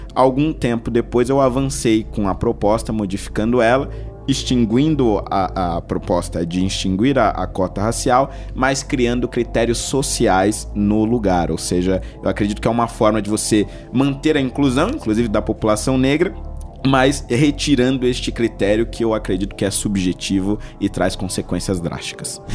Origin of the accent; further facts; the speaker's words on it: Carapicuíba, São Paulo, Brazil; eu nasci em São Paulo, na Zona Norte, né, na região da Brasilândia, mais especificamente no Jardim Vista Alegre, né? E fui criado, na verdade, a maior parte da minha infância, adolescência, numa cidade vizinha chamada Carapicuíba.